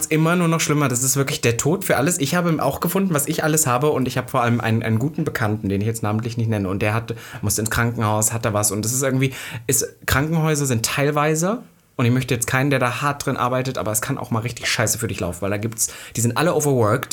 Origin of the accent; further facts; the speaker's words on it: Halle, Saxony-Anhalt, Germany; bei uns in Halle, wo ich aufgewachsen bin